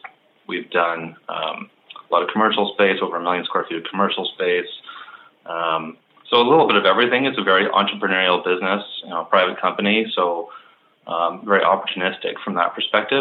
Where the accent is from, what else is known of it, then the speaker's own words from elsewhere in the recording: Vancouver, British Columbia, Canada; also born or lived in Montreal; I grew up in Vancouver and spent all of my school years through high school here. Did a four-year stint in Montreal at McGill University.